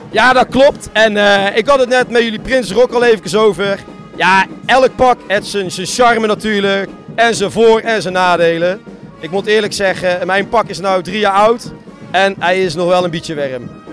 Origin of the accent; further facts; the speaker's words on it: Bergen op Zoom, North Brabant, Netherlands; bij ons in Bergen